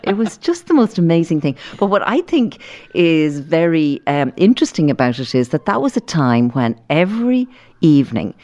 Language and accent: English; Dublin, Leinster, Ireland; we grew up in Llandochon